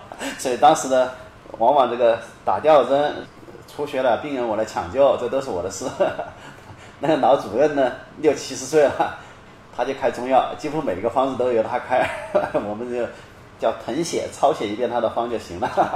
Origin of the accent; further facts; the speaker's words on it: China; 我们大陆人